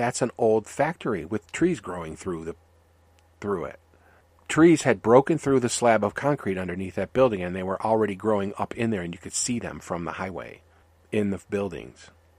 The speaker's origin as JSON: {"language": "English", "region": "Michigan", "country": "United States", "tie": "born or raised there", "said": "It was a dead river, because I grew up near Detroit, and we were told stay away from those rivers."}